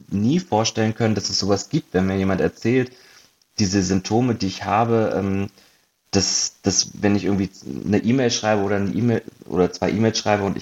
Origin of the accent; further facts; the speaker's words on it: Hanover, Lower Saxony, Germany; also born or lived in Munich; now in Berlin, Germany; zweieinhalb Jahren nach Berlin gezogen, habe äh, sieben Jahre in München gewohnt vorher und ursprünglich äh, komme ich aus Hannover